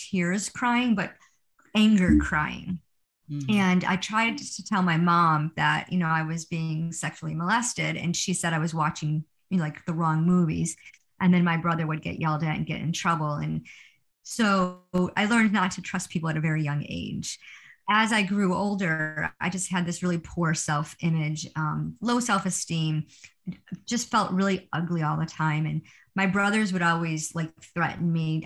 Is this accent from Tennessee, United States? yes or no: no; Rochester, New York, United States; I am a from Rochester, New York. I was born and raised here.